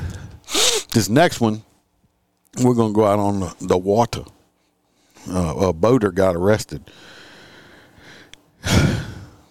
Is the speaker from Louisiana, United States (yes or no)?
yes; New Orleans, Louisiana, United States; moved away; I'm originally from New Orleans